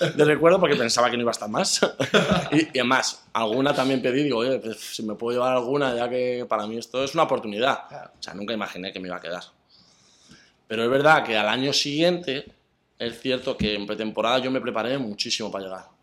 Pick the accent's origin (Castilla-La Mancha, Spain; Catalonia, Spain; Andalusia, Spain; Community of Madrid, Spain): Community of Madrid, Spain; Aranjuez; moved away as an adult; also born or lived in Saudi Arabia / Poland / Greece; yo soy de Aranjuez, soy arancetano. Eh, empecé a jugar al fútbol muy bien de pequeño. Empecé en Aranjuez hasta pues, los 18 años